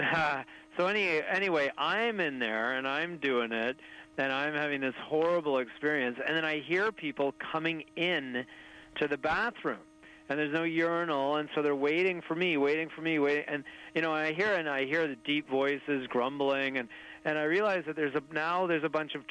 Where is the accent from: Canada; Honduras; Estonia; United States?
Canada; Desolation Sound, British Columbia; growing up in Desolation Sound, B.C., remote coastal wilderness where we have a cabin